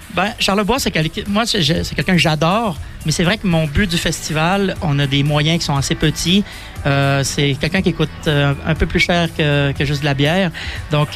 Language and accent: French; Quebec, Canada; now in Switzerland; en 15 ans que j'habite ici, quand, je rencontre quelqu'un puis il s'aperçoit que je suis québécois